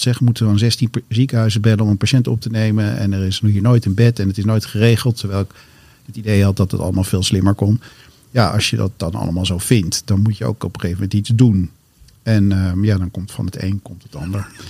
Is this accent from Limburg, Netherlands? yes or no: no; Amsterdam, North Holland, Netherlands; ik ben geboren in Amsterdam, in het centrum van Amsterdam, het oudste straatje van Amsterdam zelfs. En, ehm, ehm, en daar ben ik ook op school gegaan